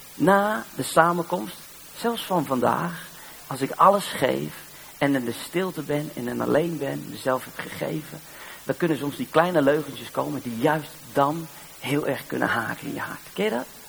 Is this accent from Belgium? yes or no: no; Netherlands; Ik ben maar uit Nederland